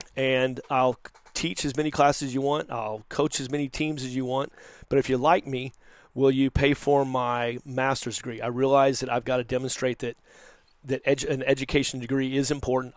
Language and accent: English; Dallas, Texas, United States; moved away as an adult; now in Los Angeles, United States; I'm a Texan